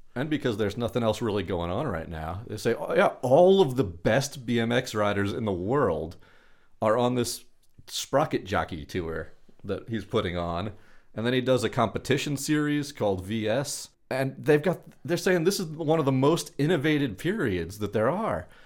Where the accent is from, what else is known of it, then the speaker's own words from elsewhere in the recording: Long Beach, California, United States; growing up in Long Beach